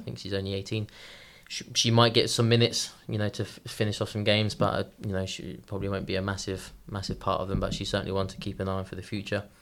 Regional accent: Eastbourne, South East England, United Kingdom; now in Iceland; I'm from Eastbourne. It's on the southeast coast.

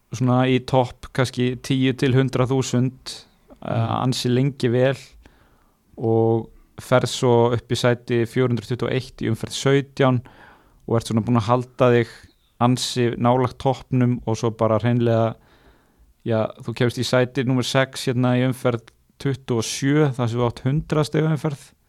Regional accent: Akureyri, Northeastern Region, Iceland; heimabærin minn sem er ekki Húsavík, heldur Akureyri

